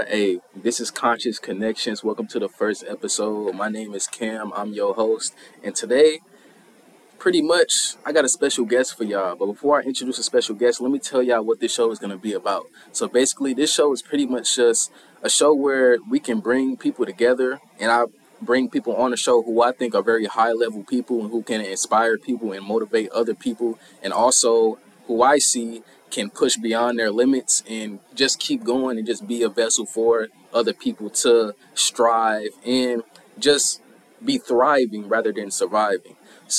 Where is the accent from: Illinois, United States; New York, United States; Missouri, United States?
Missouri, United States; St. Louis; We both from St. Sir. Louis. You know what I'm saying? What part of St. Louis you from? I'm from Bay, man. Yes, sir. Hey, I'm from the South Side.